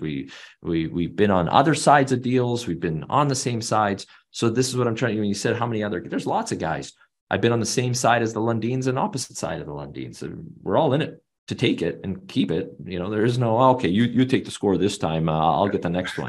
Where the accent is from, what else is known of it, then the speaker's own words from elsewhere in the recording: Canada; I'm Canadian, born and raised.